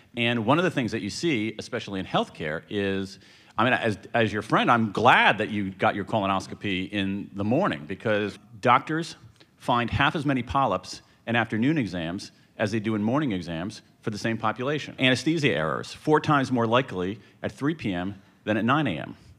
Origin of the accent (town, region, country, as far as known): American Midwest, United States; born or raised there